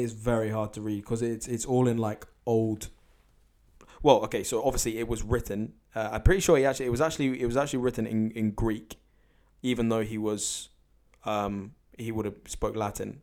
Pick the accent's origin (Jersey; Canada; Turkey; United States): Jersey; I'm a Jersey philosopher